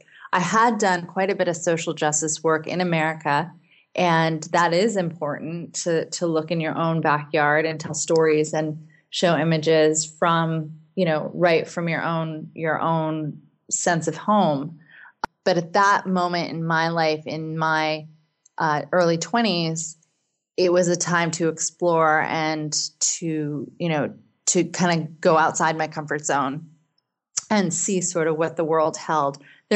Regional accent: United States; also born or lived in Seattle, Washington; as an American citizen

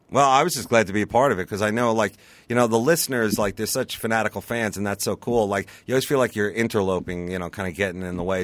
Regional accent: Long Island, New York, United States; I grew up on Long Island.

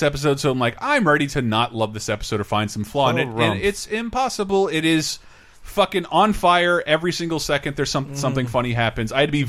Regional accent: Tallahassee, Florida, United States; moved away as an adult; now in San Francisco, United States; I just hit my 10-year anniversary in San Francisco, where we're recording this right now. I'm from Tallahassee, Florida

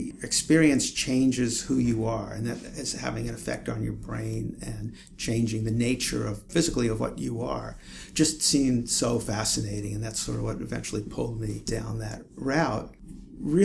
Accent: New York City, New York, United States; moved away; I grew up in Brooklyn, New York, and actually lived in Brooklyn my entire life

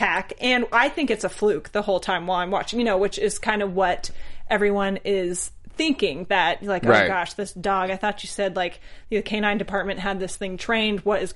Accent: California, United States; I'm a Californian

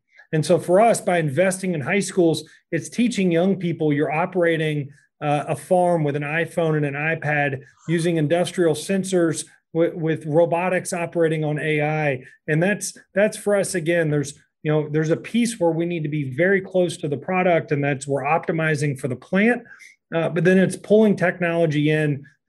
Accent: Kentucky, United States; I'm from Kentucky

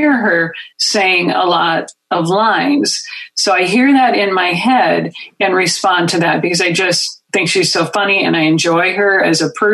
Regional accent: Minnesota, United States; accent: Minnesota; my Midwestern accent, my Minnesota accent

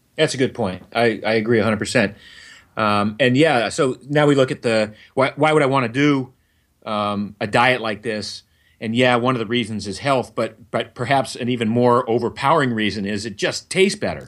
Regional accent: Maine, United States; I grew up in Maine

